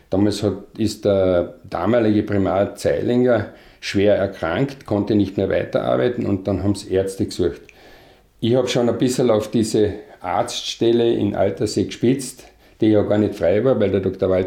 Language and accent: German; Villach, Carinthia, Austria; geboren bin ich 1948 in Villach. Äh, dort auch die ganze Kindheit erlebt, die ganze Schulzeit bis zur Matura.